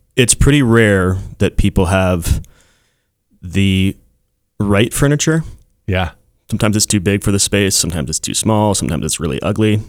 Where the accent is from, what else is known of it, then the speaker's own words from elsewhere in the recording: Castle Rock, Colorado, United States; I'm from Castle Rock